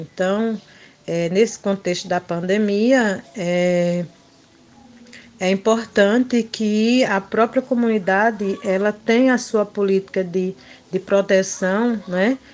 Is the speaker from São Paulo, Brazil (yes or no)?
no; Mirandiba, Pernambuco, Brazil; sou da comunidade quilombola de Feijão e Posse, município de Mirandiba, Pernambuco